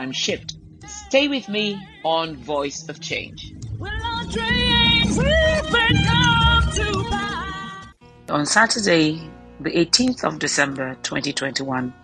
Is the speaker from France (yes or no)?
no; Nigeria; I've been vested in being a Nigerian and I love my country so much